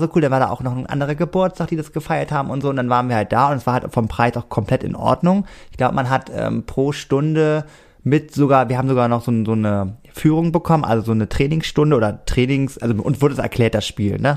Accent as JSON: {"language": "German", "country": "Germany", "said": "ich komme extra aus vom Germany"}